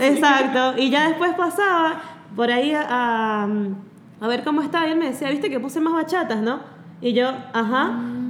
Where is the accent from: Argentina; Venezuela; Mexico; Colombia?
Venezuela; moved away; soy venezolana